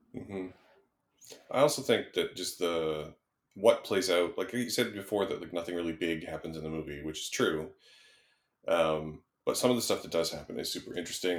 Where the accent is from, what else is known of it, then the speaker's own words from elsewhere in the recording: Canada; I grew up in Canada around that time